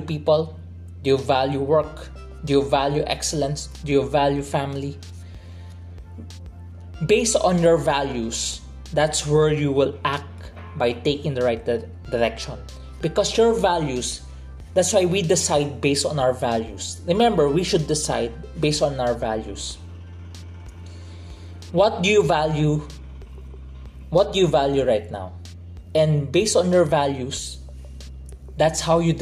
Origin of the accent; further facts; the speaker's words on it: Philippines; I'm from the Philippines